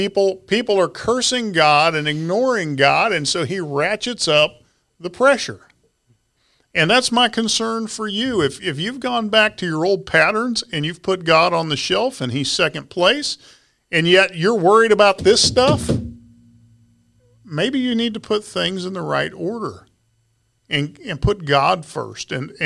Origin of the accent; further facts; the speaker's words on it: Ponca City, Oklahoma, United States; You know, I was a kid. I grew up in Ponca City, Oklahoma.